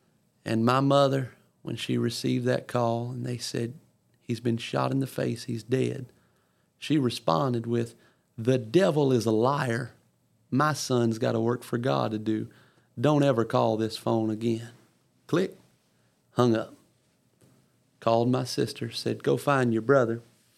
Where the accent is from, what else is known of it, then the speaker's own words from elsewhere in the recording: Ponchatoula, Louisiana, United States; I had been back in my hometown of Louisiana, back in Ponchatoula